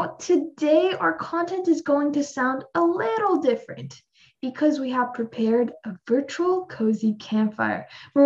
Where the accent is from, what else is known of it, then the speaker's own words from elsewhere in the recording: Iran; moved away; I'm from Iran